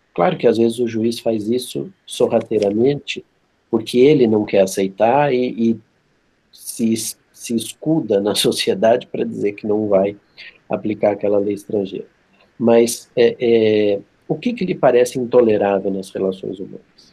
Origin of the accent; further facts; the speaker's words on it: interior of São Paulo, Brazil; as ruas lá da cidade onde eu nasci, no interior de São Paulo